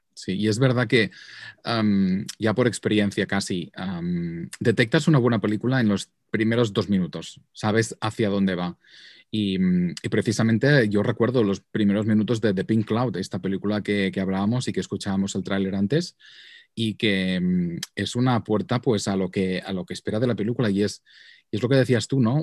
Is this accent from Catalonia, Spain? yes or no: yes; Vic, Catalonia, Spain; accent: Catalan; moved away as an adult; now in New York, United States; por mi acento sabréis que soy catalán de Barcelona. Ah, de hecho, soy de Vic, que es una localidad muy bonita al norte de Barcelona.